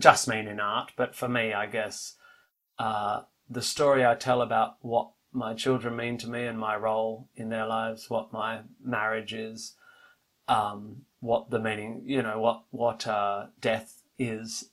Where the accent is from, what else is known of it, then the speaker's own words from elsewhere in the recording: Australia; for me as an Australian